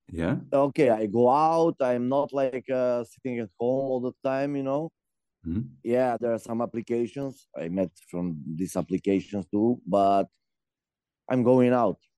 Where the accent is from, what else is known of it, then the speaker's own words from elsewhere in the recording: North Macedonia; English is a second language; moved away as an adult; now in Trnava, Slovakia; Uh, I'm from Macedonia. I'm here for almost five, five and something, yeah, years. Mm-hmm. Currently in Trnava, but almost every weekend I'm in Bratislava.